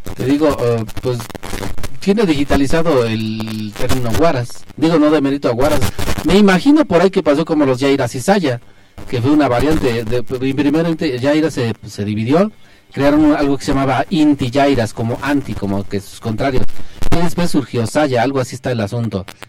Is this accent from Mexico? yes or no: yes; Belén, Mexico; la fiesta de mi rancho, yo soy de Belén